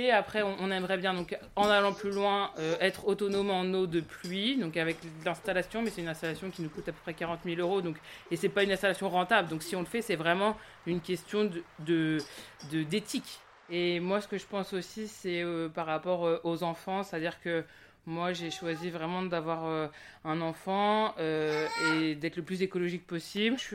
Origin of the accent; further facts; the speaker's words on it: Centre-Val de Loire, France; moi, donc j'ai grandi ici dans le Loir-et-Cher, puis après je suis partie sur Paris, et, puis j'ai vécu à Bordeaux